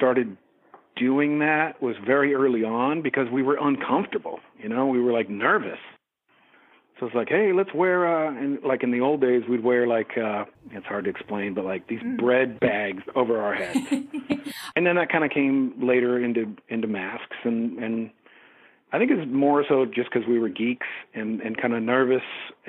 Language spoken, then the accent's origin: English; Eureka, California, United States; now in San Francisco, United States; A place called Eureka, California.